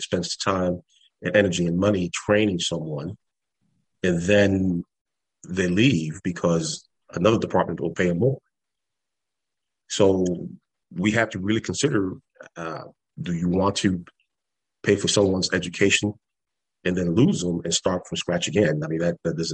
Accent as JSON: {"language": "English", "town": "New York City", "region": "New York", "country": "United States", "tie": "born or raised there", "moved": "yes", "said": "when I was growing up in the South Bronx."}